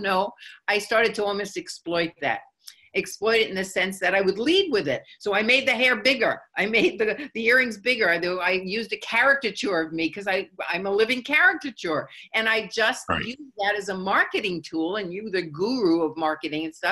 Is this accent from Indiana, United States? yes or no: no; New York, United States; I'm from New York